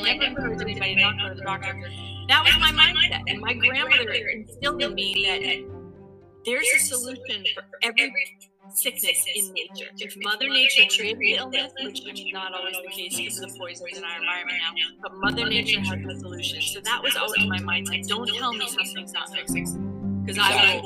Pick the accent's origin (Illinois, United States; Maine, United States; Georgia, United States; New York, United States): Maine, United States; Sanford; I'm a Mainer, born and raised in Sanford, Maine